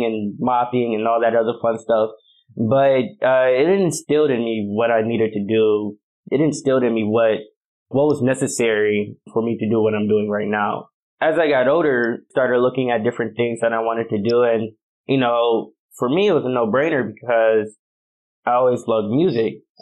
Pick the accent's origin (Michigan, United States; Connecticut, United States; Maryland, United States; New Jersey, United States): Michigan, United States; Belleville; moved away as an adult; now in Los Angeles, United States; I actually grew up in Belleville, Michigan, which is not too far from Ann Arbor